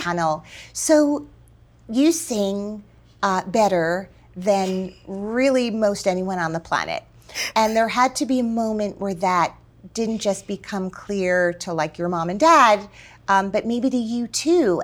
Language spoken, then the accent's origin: English; New Jersey, United States; I was born in New Jersey.